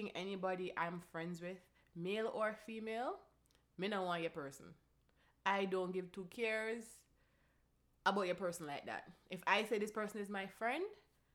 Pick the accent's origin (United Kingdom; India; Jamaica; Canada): Jamaica; I am Jamaican. I am Caribbean. Culturally, we are very affectionate